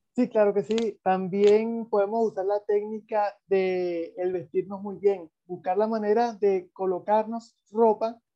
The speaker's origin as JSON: {"language": "Spanish", "country": "Venezuela", "said": "de donde yo vengo, yo soy venezolano"}